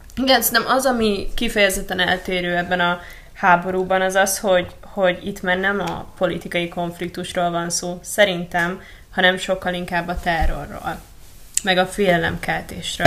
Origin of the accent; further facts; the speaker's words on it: Budapest, Hungary; Itt Budapesten